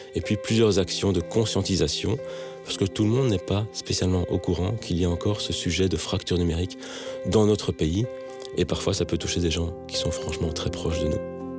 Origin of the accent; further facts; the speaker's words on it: Belgium; moved away as an adult; also born or lived in Matadi, Democratic Republic of the Congo / Lubumbashi, Democratic Republic of the Congo; à mon retour en Belgique après ces dix années hein, d'expatriation